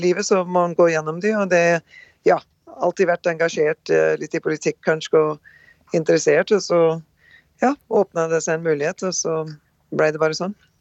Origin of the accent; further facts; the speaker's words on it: Rjukan and Skien, Vestfold og Telemark, Norway; moved away as an adult; now in North Dakota, United States; Født og oppvokst på Rjukan og Skien, eh, Norge. Reiste ut ja, 38 år siden nå. Gift og bor på svær gård i Nord-Dakota